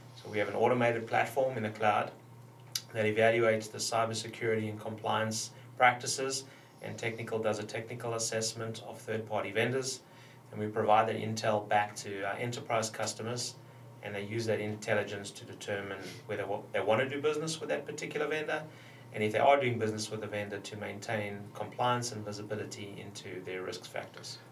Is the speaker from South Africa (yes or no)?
yes; South Africa; moved away; growing up in South Africa